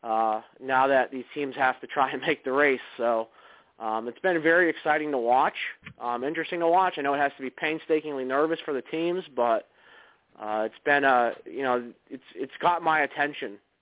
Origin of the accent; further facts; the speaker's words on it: Northeast, United States; I'm from the Northeast and I live in Pennsylvania